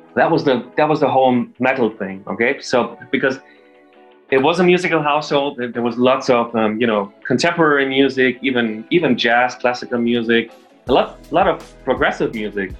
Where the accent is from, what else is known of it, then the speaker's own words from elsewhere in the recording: Germany; moved away as an adult; also born or lived in London, United Kingdom; I come from Germany originally. I'm actually moved back to Germany during the pandemic.